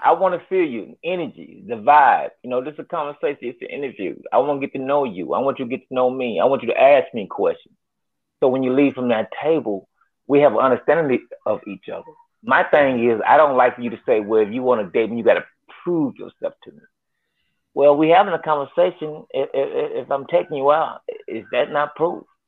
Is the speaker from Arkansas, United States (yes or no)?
yes; North Little Rock, Arkansas, United States; I'm from North Little Rock